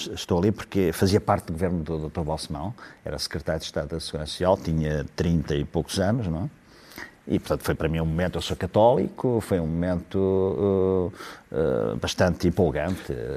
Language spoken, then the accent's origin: Portuguese; Ílhavo, Aveiro District, Portugal; o …, que, que eu admirava muito, é, era meu conterrâneo